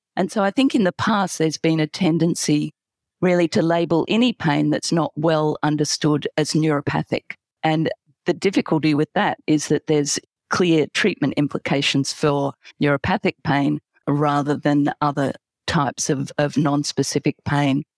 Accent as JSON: {"language": "English", "country": "Australia", "accent": "Australian", "moved": "yes", "lives_now": "London, United Kingdom", "said": "from my accent that I'm gonna say Australia"}